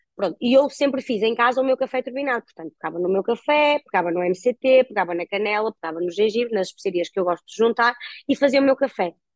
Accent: Guimarães, Norte, Portugal; also born or lived in Porto; aos 18 anos eu mudei-me, eu sou natural de Guimarães, uh, fui viver para o Porto

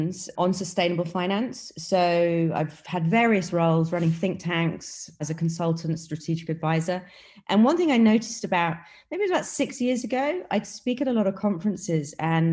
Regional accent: United Kingdom; accent: British; moved away as an adult; also born or lived in New York / Beijing / Hong Kong; now in Dubai, United Arab Emirates; I'm from the UK, as you can probably tell by my British accent. But I left the UK many, many years ago

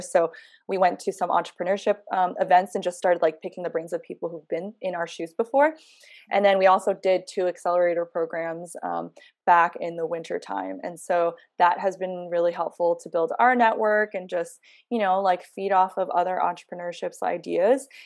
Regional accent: New York, United States; moved away as an adult; I'm born and raised in New York

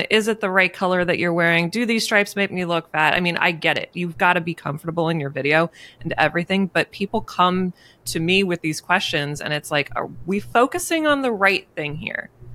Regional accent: Maryland, United States; moved away as an adult; also born or lived in Pennsylvania; I was leaving Maryland. I was moving to Pennsylvania.

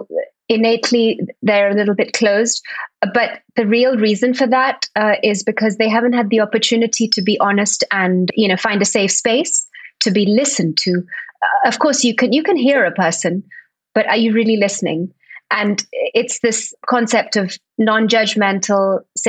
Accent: Spain; also born or lived in Barcelona; Born and brought up in Spain. I live in Barcelona, though. I have been for the last 20 years

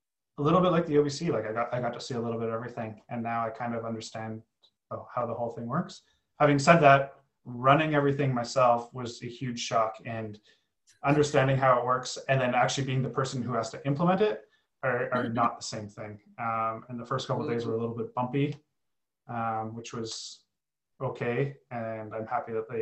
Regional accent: Canada; as a Canadian

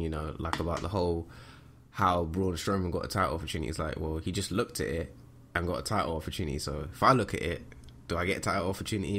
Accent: United Kingdom; we are, we are British

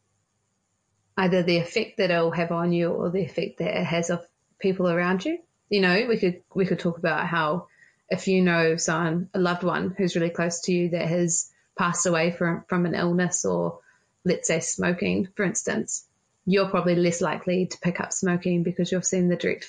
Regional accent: Auckland, New Zealand; I'm from Auckland

